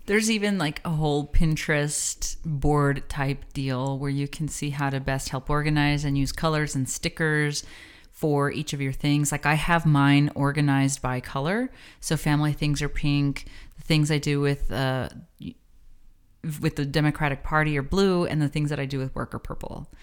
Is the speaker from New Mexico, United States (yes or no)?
yes; the Borderlands, New Mexico, United States; Bueno Foods is something that we grew up with here in the Borderlands